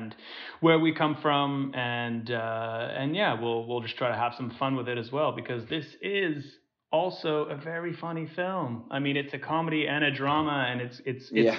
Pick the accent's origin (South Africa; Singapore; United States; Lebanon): Singapore; moved away; we grew up in Singapore